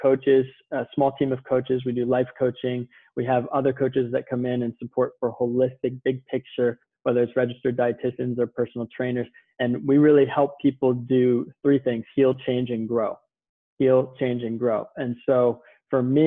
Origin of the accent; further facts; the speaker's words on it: Virginia, United States; moved away as an adult; also born or lived in Manhattan, New York; now in Southern California, United States; I was born and raised in Virginia, lived in Manhattan 6.5 years before moving to Southern California